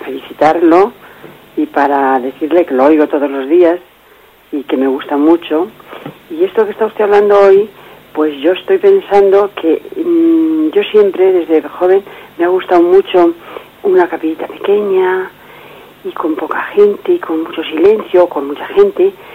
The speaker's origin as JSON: {"language": "Spanish", "town": "Corral de Almaguer", "region": "Castilla-La Mancha", "country": "Spain", "moved": "yes", "lives_now": "Madrid, Spain", "said": "estoy aquí en Madrid, pero soy de Corral de Almaguer."}